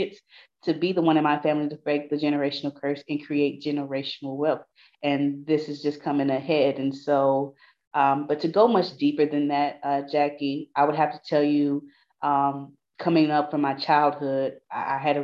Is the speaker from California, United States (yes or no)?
no; Houston, Texas, United States; I'm from Houston, Texas. I turn 31 tomorrow, but I'm from Fifth Ward